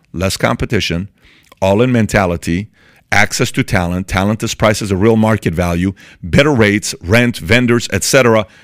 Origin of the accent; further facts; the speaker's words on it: Iran; moved away; I'm from Iran, born and raised in Iran